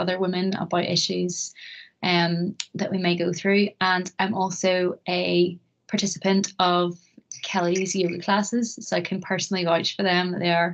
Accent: Bangor, Northern Ireland, United Kingdom; also born or lived in Belfast; I have lived in Bangor pretty much my whole life

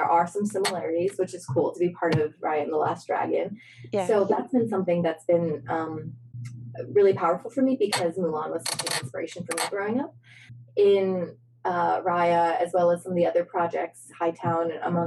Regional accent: St. Louis, Missouri, United States; also born or lived in Hunan, China / upstate New York; we moved to St. Louis. And St. Louis, yeah, it was interesting because that's where I consider my hometown

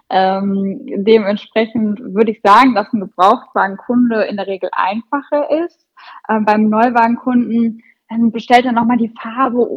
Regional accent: North Rhine-Westphalia, Germany; Also ich komme ja aus dem Sauerland und äh, mein Standort ist Teil von einer großen Gruppe.

